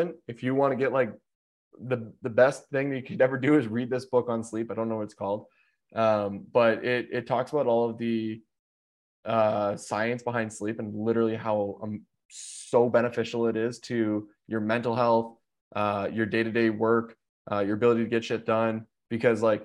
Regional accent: Canada; also born or lived in Chicago; I'm Canadian

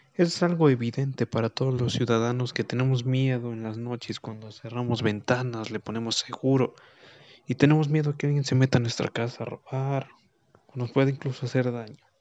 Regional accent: Guanajuato, Mexico; mi ciudad natal y mi estado

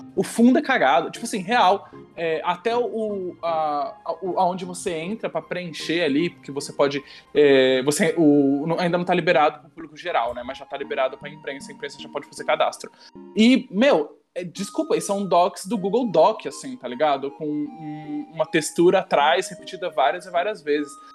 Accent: Brazil; a gente é brasileiro

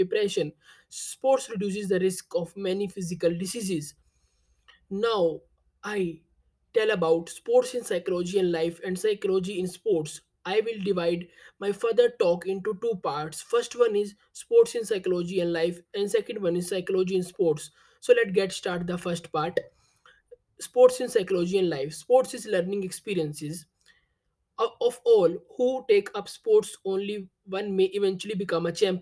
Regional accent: India; I am from India

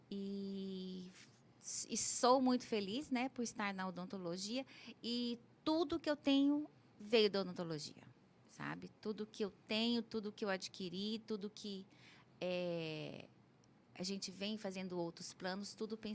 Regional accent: Anápolis, Goiás, Brazil; born there; moved away as an adult; now in Cuiabá, Brazil; Nasci em Anápolis, Goiás.

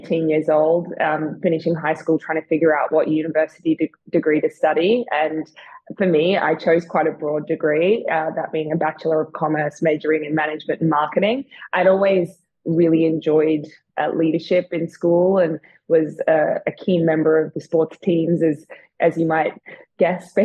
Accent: Melbourne, Victoria, Australia; moved away as an adult; also born or lived in New York City / Lake Tahoe / London; I grew up in Melbourne, but when I was 25, I decided to pack up and move over to the big city, New York City

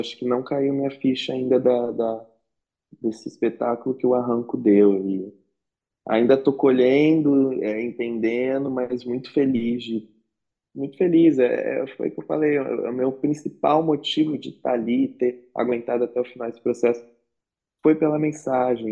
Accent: Guaratinguetá, São Paulo, Brazil; moved away as an adult; also born or lived in Rio de Janeiro; Eu nasci em Guaratinguetá, no interior de São Paulo

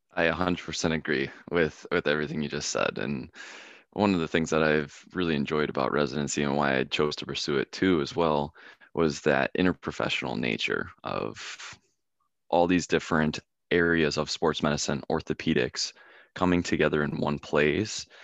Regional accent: Philadelphia, Pennsylvania, United States; moved away as an adult; my childhood of growing up around Philadelphia

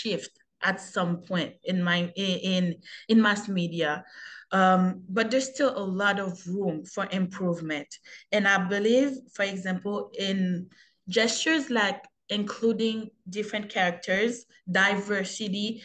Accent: Haiti; now in Canada; as a young Haitian growing up

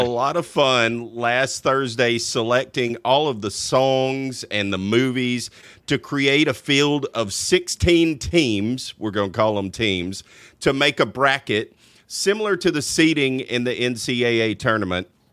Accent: Louisiana, United States; I'm from Louisiana." No, you don't talk like them, like I promise you, I've lived there pretty much my whole life.

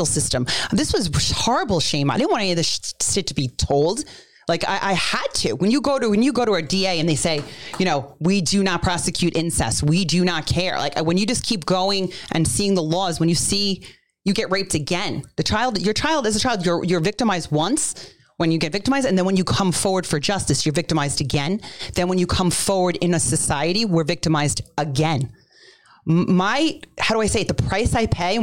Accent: New York City, New York, United States; I was born on Staten Island

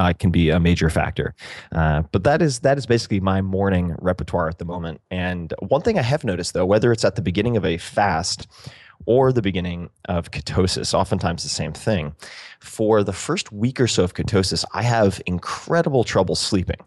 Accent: Eastern Long Island, New York, United States; I'm from Eastern Long Island

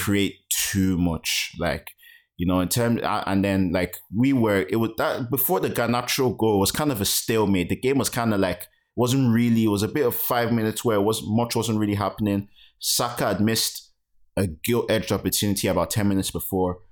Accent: Nigeria; as a Nigerian

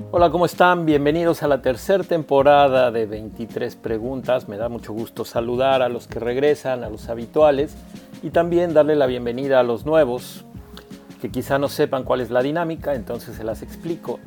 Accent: Mexico; como técnico mexicano

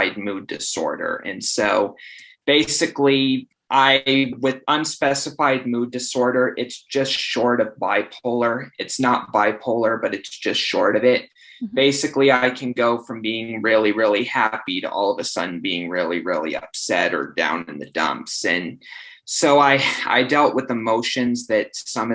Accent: Estes Park, Colorado, United States; moved away as an adult; now in Phoenix, United States; as a kid of growing up in Estes

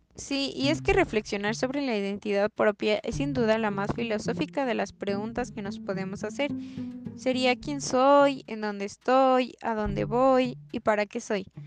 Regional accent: Mexico; somos los mexicanos

